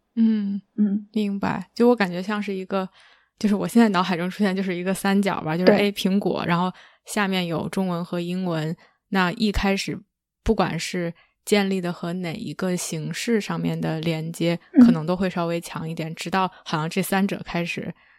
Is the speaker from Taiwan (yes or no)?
no; Beijing, China; first language Chinese; moved away as an adult; also born or lived in Nanjing, Jiangsu; now in North America; 我是北京人，所以我没有方言